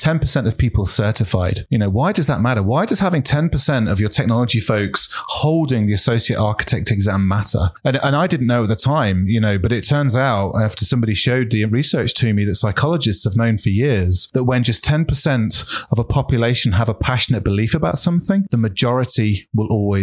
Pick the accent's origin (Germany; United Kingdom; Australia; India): United Kingdom; I'm British